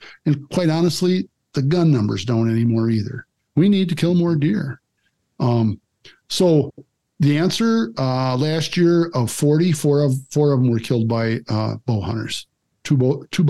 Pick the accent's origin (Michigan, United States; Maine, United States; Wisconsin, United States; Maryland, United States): Wisconsin, United States; Kaz; I'm from Kaz